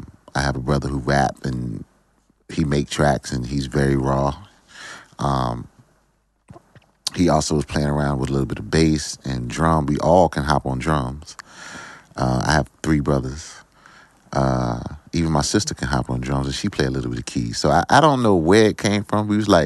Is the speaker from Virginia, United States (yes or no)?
yes; Virginia Beach, Virginia, United States; I feel like, I was in a small neighborhood, very small neighborhood, Friendship Village.